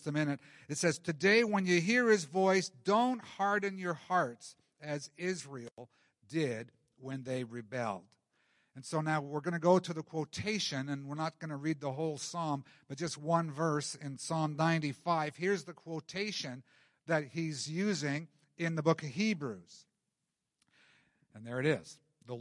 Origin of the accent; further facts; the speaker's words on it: Canada; We like being comfortable as Canadian Christians